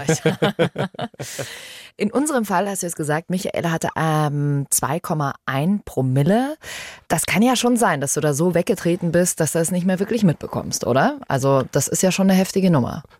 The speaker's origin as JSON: {"language": "German", "region": "Bavaria", "country": "Germany", "said": "Hier bei uns in Bayern"}